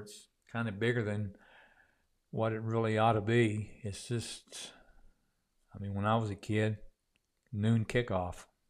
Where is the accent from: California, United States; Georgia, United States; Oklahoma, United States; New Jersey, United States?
Oklahoma, United States; Southwest; where I grew up in Southwest